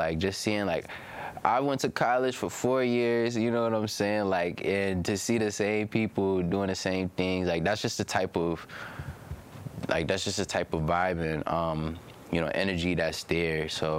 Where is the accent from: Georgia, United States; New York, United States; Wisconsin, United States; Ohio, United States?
New York, United States; Buffalo; But I'm from Buffalo. I'm from Buffalo, New York.